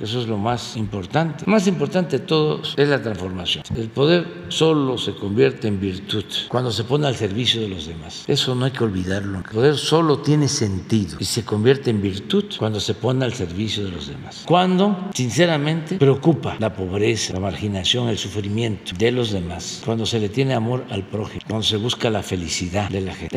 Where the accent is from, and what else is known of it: Mexico